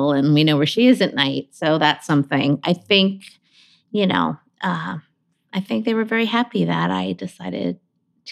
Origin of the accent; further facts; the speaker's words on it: Honolulu, Hawaii, United States; I was born in Honolulu, Hawaii